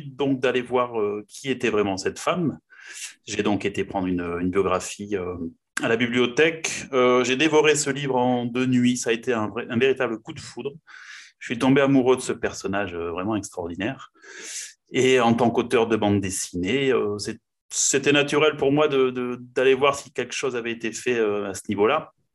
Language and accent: French; Pau, Nouvelle-Aquitaine, France; je suis né à Pau, donc dans le sud-ouest de la France, et je vis encore à Pau.